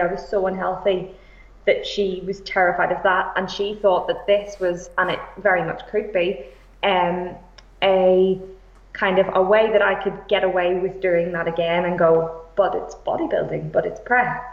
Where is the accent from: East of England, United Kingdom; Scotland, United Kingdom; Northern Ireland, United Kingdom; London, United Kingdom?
Northern Ireland, United Kingdom; Belfast; moved away as an adult; now in Liverpool, United Kingdom; I am originally from Belfast. I've lived in Liverpool for about eight years.